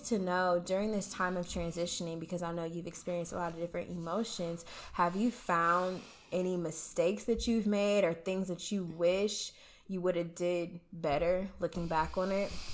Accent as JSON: {"language": "English", "town": "Columbus", "region": "Ohio", "country": "United States", "moved": "as an adult", "lives_now": "Texas, United States", "said": "I'm from Columbus to stay in Columbus"}